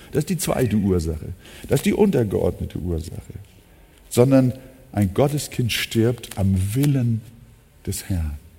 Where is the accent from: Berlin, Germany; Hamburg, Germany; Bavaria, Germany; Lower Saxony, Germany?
Hamburg, Germany; Ich bin ja auch im Arbeiterförder groß geworden. Bildstedt ist äh, bis heute jetzt nicht unbedingt so das Highlight von Hamburg